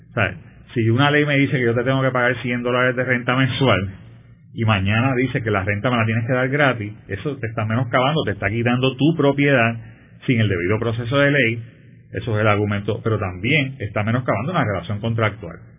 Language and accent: Spanish; Puerto Rico; somos un territorio de los Estados Unidos